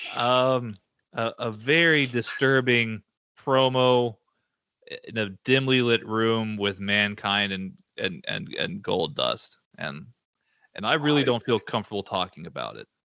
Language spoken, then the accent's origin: English; Texas, United States; as a Texan